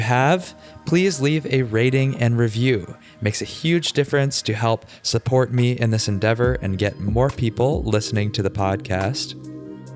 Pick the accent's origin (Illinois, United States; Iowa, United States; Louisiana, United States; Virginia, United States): Virginia, United States; Richmond; moved away; also born or lived in New York City / Puerto Rico; Richmond, Virginia, my hometown.